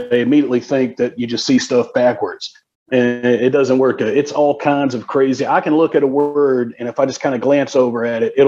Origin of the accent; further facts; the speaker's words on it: Columbia, South Carolina, United States; also born or lived in Las Vegas; I am from Columbia, South Carolina